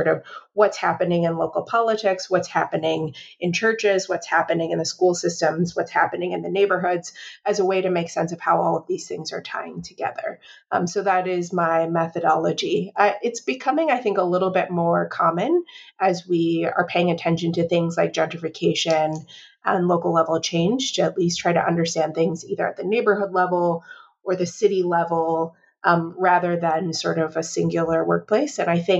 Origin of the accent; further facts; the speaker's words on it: Chicago, Illinois, United States; So kind of maybe influenced from growing up in Chicago and spending time in lots of different places